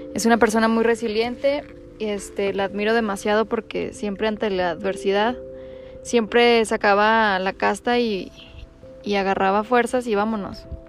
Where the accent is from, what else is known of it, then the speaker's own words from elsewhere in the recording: Durango, Mexico; nací en Durango, tengo 27 años